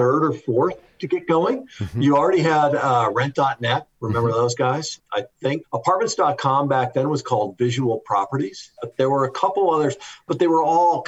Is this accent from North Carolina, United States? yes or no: no; Wisconsin, United States; I'm from Wisconsin